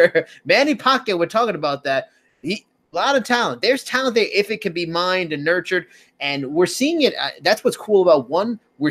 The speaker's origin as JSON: {"language": "English", "country": "Australia", "said": "I'm Australian, an Asian Australian."}